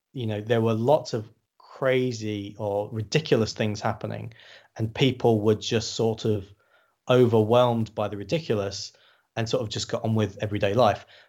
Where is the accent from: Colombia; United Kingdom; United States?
United Kingdom; Glossop, East Midlands; in my hometown, in the north of England